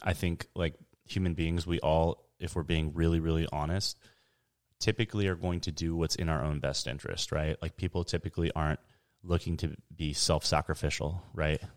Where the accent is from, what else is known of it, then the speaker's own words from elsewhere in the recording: San Diego, California, United States; I'm from San Diego, born and raised.